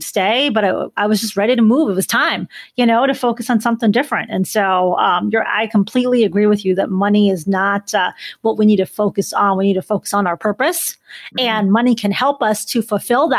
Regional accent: Chicago, Illinois, United States; I'm from Chicago

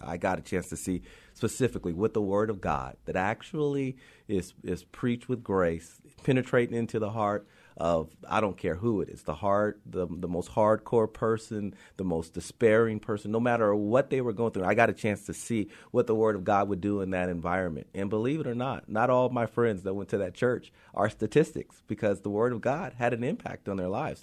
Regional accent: Compton, California, United States; I grew up in Compton because of the fact that I was there all the time

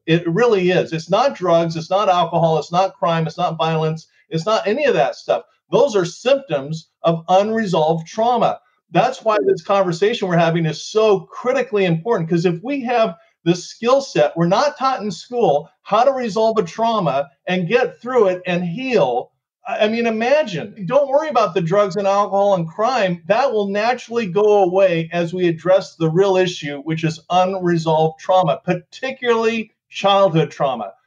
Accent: Southern California, United States; growing up in Southern California

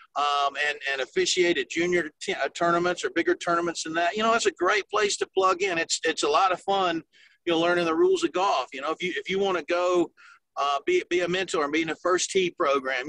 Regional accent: South Carolina, United States; also born or lived in Tennessee; I grew up in the state of South Carolina. I was born in Tennessee. My family's from that area, but my my dad's job took him to to the Carolinas, and I was like in the second grade

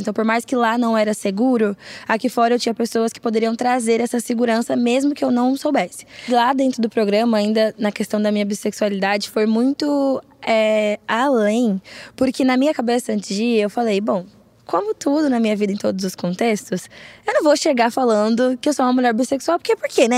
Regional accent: São Paulo, Brazil; eu sou de São Paulo

